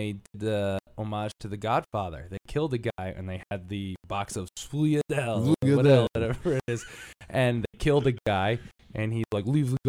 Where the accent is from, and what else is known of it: Stratford, Connecticut, United States; born or raised there; moved away